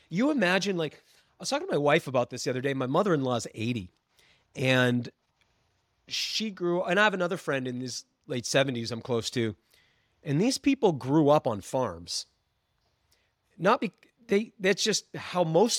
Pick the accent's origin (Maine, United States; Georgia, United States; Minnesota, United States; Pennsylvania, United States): Maine, United States; I'm from Maine